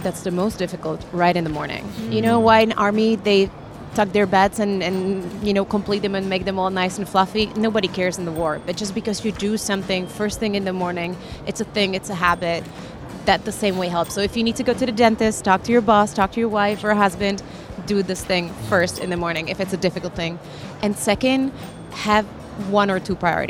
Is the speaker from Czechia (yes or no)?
yes; Czechia; moved away; I'm originally from Czech Republic